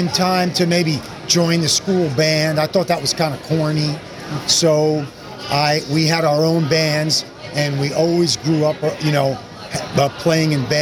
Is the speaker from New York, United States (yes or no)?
yes; just outside New York City, United States; I grew up just outside New York City